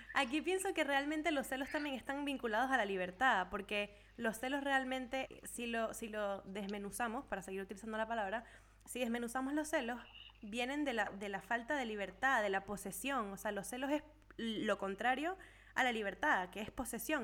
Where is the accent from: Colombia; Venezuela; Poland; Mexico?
Venezuela; now in Europe; todos somos de Venezuela